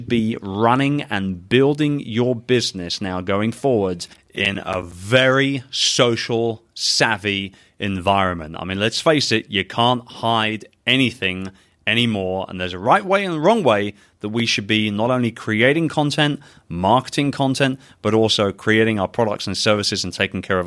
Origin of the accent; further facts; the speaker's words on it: London, United Kingdom; London, England, my hometown